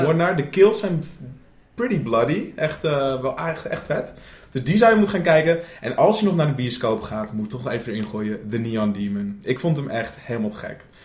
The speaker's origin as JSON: {"language": "Dutch", "country": "Netherlands", "said": "wij als Nederlanders"}